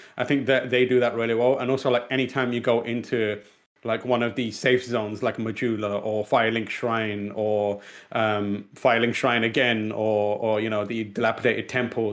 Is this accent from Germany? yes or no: no; Pakistan; English is a second language; moved away; one South Asian born in Pakistan English is technically not my first language.